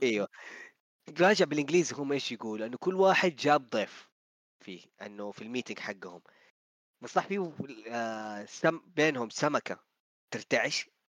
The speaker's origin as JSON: {"language": "Arabic", "country": "Saudi Arabia", "said": "عندنا في السعوديه"}